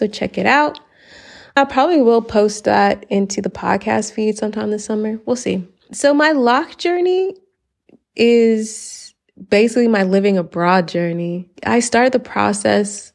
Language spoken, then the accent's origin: English; Atlanta, Georgia, United States; moved away as an adult; now in Spain; I am from Atlanta, chocolate city